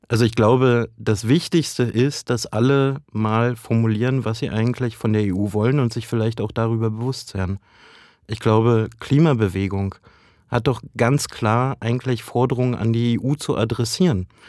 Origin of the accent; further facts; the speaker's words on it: Brandenburg, Germany; ich komme ja aus Ostdeutschland, aus Brandenburg